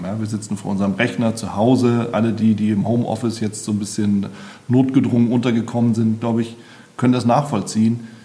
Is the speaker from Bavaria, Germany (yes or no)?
no; Berlin, Germany; als Berliner